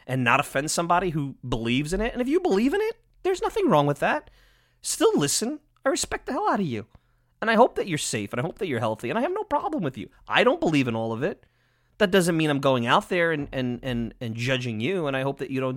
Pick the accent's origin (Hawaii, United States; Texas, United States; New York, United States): New York, United States; Long Island; I'm biased from Long Island